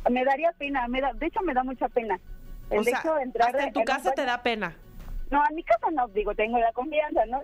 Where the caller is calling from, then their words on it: Mexico City, Mexico; de aquí de Ciudad de México, muy cerca de sus oficinas.